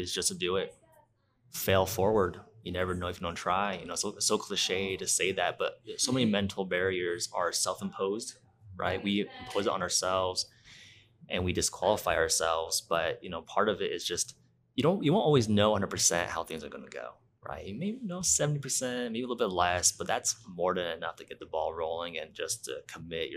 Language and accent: English; Provo, Utah, United States; also born or lived in Albuquerque, New Mexico; now in Provo, United States; I grew up in Utah, in Provo